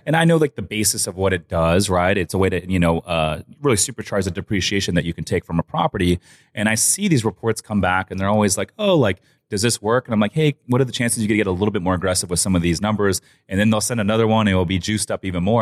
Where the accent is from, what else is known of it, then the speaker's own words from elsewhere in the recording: San Clemente, California, United States; I'm from San Clemente